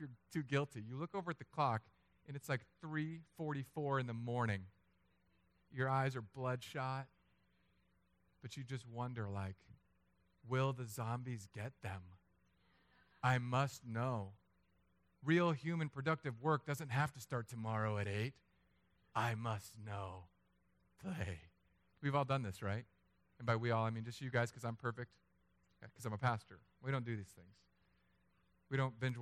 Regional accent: Philippines; I'm Filipino.

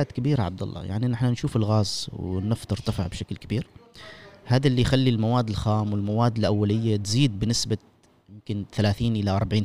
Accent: Oman; انا كعماني

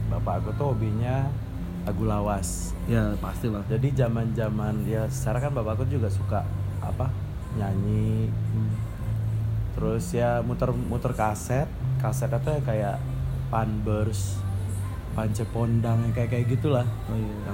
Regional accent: Padang, West Sumatra, Indonesia; jadi ya masa kecilku itu dihabiskan di Padang ya

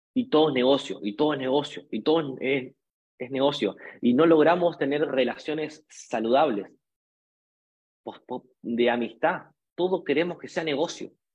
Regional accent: Argentina; en mi país, en un país hiperdevaluado

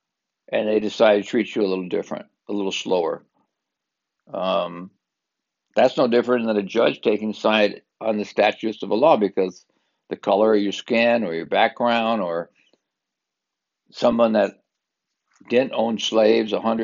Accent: Southern California, United States; I'm from SoCal.

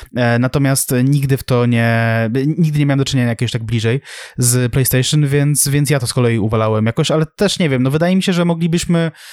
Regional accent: Sulejówek, Masovian Voivodeship, Poland; u nas w Sulejówku

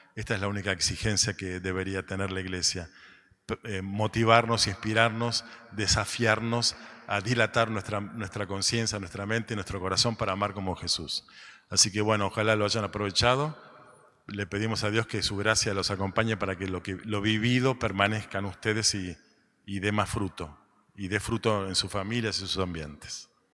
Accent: Argentina; somos argentinos

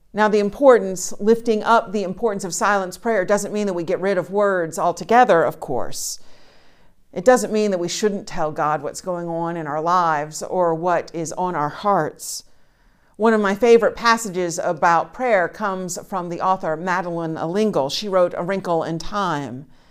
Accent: Charleston, South Carolina, United States; moved away as an adult; also born or lived in West Virginia; I grew up in Charleston, South Carolina, where there are flowers all the time

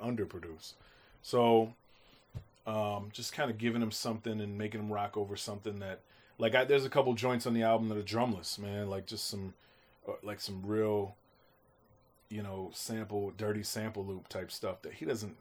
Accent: Grand Rapids, Michigan, United States; I grew up in Grand Rapids, so growing up in Grand Rapids was like literally top forty everything.

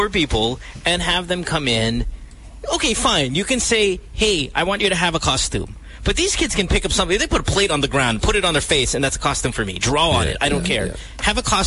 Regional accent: Central Luzon, Philippines; I grew up in Bulacan

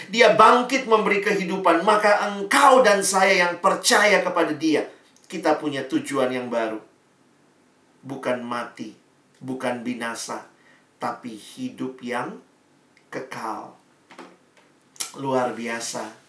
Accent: Makassar, South Sulawesi, Indonesia; Saya lahir besar di Makassar

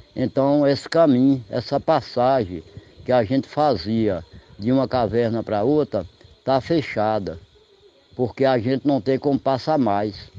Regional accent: Igatu, Bahia, Brazil; eu sou nascido e criado em Igatu, nunca saí de lugar nenhum, para morar em lugar nenhum

